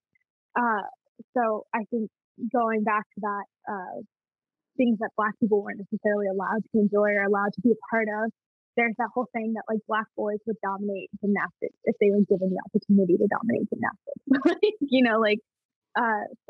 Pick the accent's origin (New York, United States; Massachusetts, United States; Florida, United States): Florida, United States; Jacksonville; growing up in Jacksonville and being in the dance community that I'm